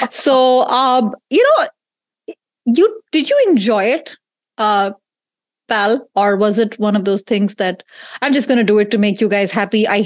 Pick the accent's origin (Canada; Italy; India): India; we're both Indian, but we don't speak the same language.